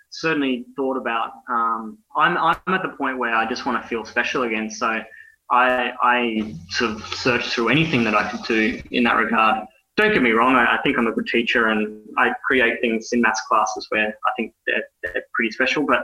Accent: Brisbane, Queensland, Australia; born there; also born or lived in Ireland; I was born in Brisbane. I, I've lived in Ireland.

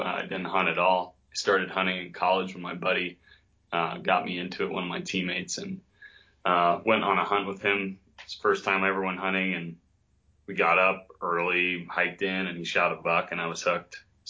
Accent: East Coast, United States; moved away as an adult; And I come from the East Coast and it's not the case there at all.

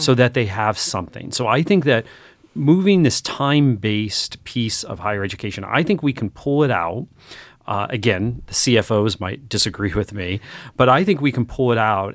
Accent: northeastern Pennsylvania, United States; moved away; I grew up in North northeastern Pennsylvania where there were not a lot of education choices

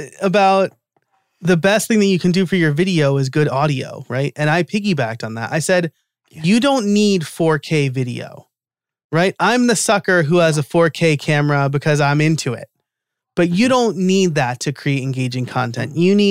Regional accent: New York, United States; I'm from New York too

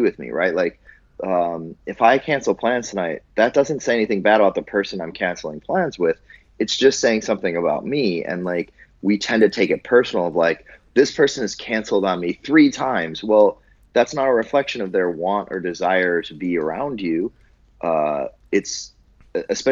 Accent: Buffalo, New York, United States; moved away; I grew up in Buffalo, New York.

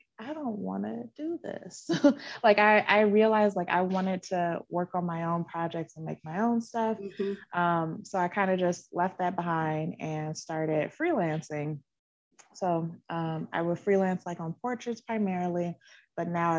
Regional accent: Chicago, Illinois, United States; now in Burbank, United States; I currently live in Burbank, California, but I'm from Chicago

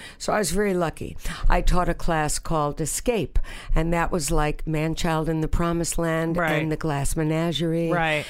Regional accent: New York, United States; accent: New York; also born or lived in Boston; That's where I got my New York accent.

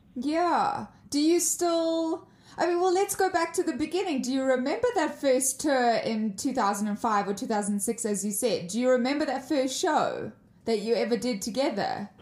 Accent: South Africa; I'm from South Africa

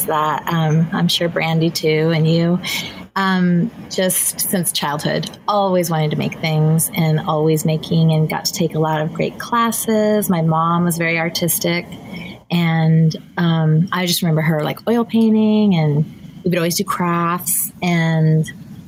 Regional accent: Southern California, United States; I'm from Southern California

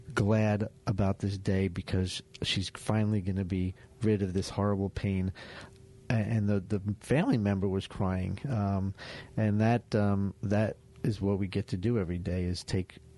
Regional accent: Florida, United States; also born or lived in Vero Beach, Florida; Down here in my home state

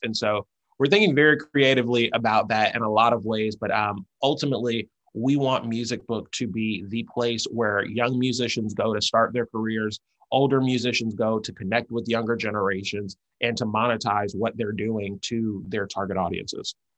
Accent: College Park, Georgia, United States; moved away as an adult; also born or lived in San Francisco; I'm originally from College Park, Georgia.

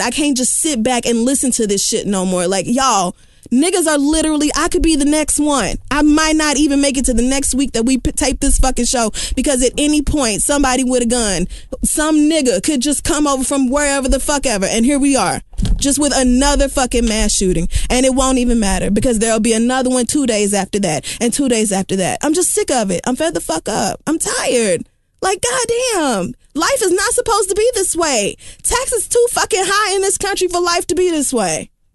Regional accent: Oklahoma, United States; I am from Oakland fucking Homa

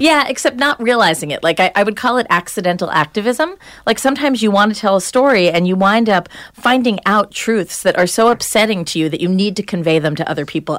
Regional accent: Long Island, New York, United States; also born or lived in New Hampshire; I was from Long Island. I grew up in the suburbs

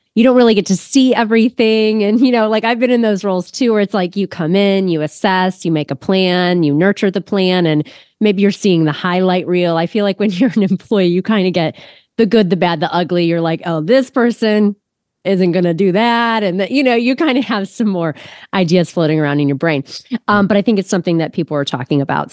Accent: Ohio, United States; also born or lived in Austin, Texas; I am from Ohio, but I m, lived in Austin, Texas for three years 'cause of my husband's work

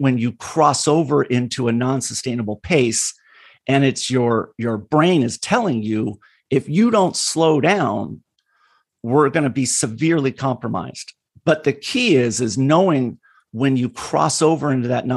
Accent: California, United States; I grew up in California. I'm a third generation Californian

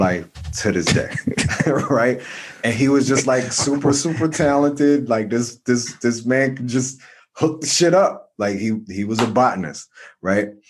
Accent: New Jersey, United States; I'm from Jersey

